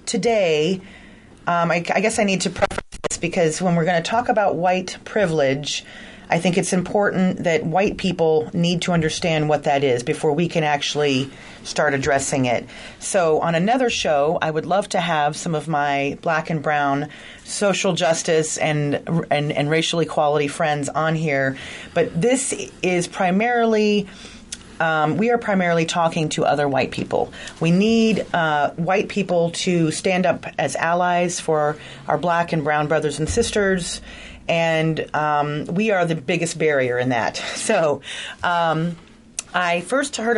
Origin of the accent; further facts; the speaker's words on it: Atlanta, Georgia, United States; moved away; I'm from Atlanta, Georgia, and I actually grew up in a black neighborhood